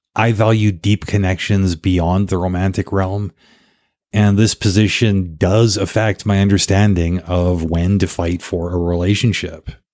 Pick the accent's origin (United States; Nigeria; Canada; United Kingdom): Canada; also born or lived in South Africa / Paraguay; being Canadian